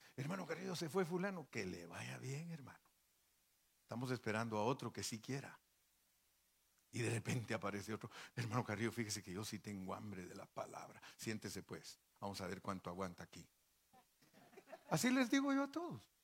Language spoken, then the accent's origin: Spanish; Guatemala; moved away; also born or lived in Mexico; allá en Guatemala, donde yo nací